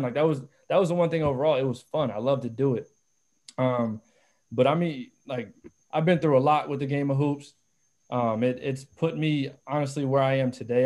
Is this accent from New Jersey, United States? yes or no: yes; South Orange, New Jersey, United States; I, I come from South Orange